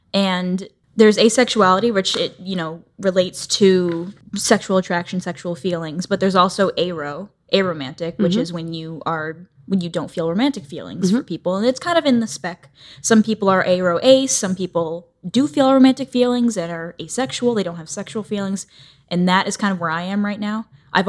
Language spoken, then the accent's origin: English; Tampa, Florida, United States; moved away as an adult; I grew up in Tampa, Florida. {S0} Okay. {S1} For like 20 years. And then I moved out here.